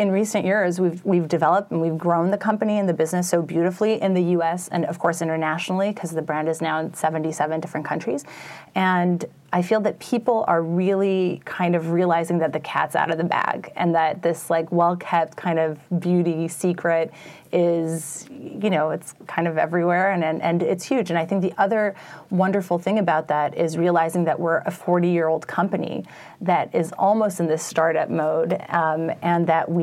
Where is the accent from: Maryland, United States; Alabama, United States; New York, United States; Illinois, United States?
New York, United States; also born or lived in Paris, France; I was born and raised in New York. I went to school at the Lycée Français. I was raised in a French household